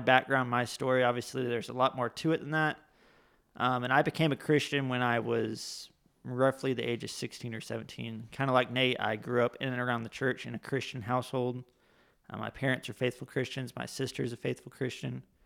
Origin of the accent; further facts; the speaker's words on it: Florida, United States; now in Huron, United States; I'm originally from Florida, and so that's where I was born and raised